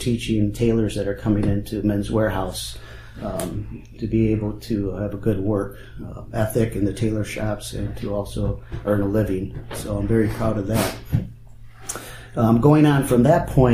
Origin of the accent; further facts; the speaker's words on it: Rockford, Illinois, United States; I'm born and raised in Winnebago County